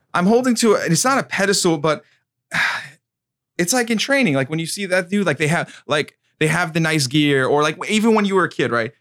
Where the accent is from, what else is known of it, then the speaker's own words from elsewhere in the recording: New York, United States; I'm from New York and then, uh, Michael Murphy, he was from, he was from Patchogue. That was, like, a town over for me